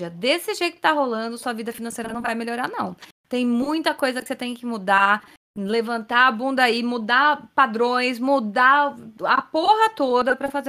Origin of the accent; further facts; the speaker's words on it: Minas Gerais, Brazil; Primeiramente … sou de Minas Gerais